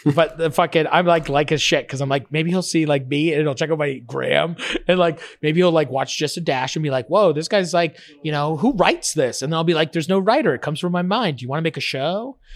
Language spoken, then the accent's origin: English; Fort Erie, Ontario, Canada; I grew up right in Fort Erie, right across from Buffalo.